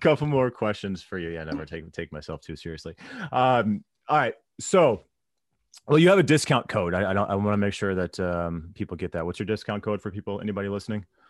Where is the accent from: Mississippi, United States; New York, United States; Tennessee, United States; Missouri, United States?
Missouri, United States; St. Louis; I was growing up in Saint Louis at the time